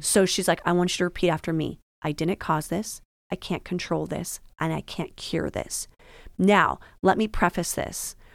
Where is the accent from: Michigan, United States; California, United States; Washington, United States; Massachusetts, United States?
Washington, United States; moved away as an adult; now in Florida, United States; I'm originally from Washington